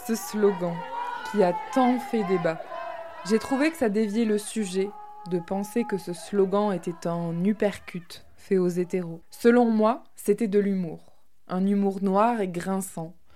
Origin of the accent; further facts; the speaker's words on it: Tarn, Occitania, France; also born or lived in Toulouse; now in Crest, France; Je suis née dans le Tarn, un département plutôt rural, que j'adore, mais qui n'a pas été pour moi un lieu de construction queer